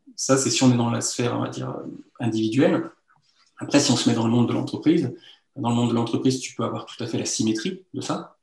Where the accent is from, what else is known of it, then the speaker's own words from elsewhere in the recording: Lyon, Auvergne-Rhône-Alpes, France; also born or lived in Rouen; je suis né à Lyon, j'ai grandi à Lyon